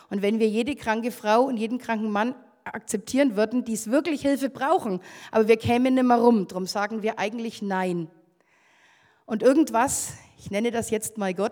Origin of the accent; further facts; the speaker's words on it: Bavaria, Germany; Und also ich komme aus Oberfranken.